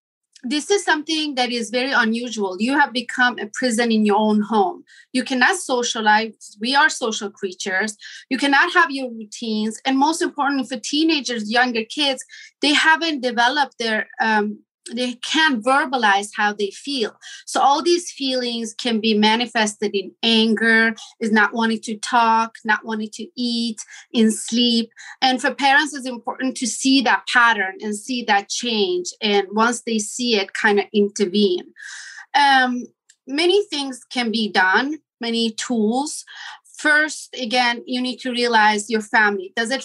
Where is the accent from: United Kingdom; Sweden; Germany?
Sweden; moved away as an adult; also born or lived in Iran; now in Los Angeles, United States; I am Iranian. I was born in Iran, raised in Sweden. And almost 20 years ago, I decided to move to United States